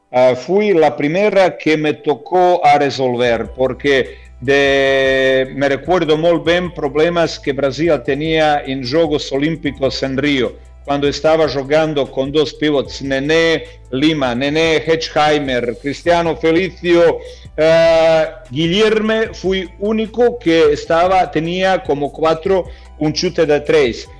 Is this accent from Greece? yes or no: no; Croatia; Spanish is a second language; moved away; se está celebrando en mi país